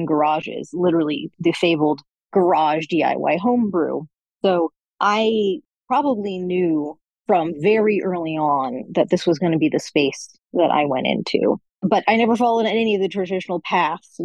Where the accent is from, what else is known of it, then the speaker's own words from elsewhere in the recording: Silicon Valley, California, United States; I was raised in Silicon Valley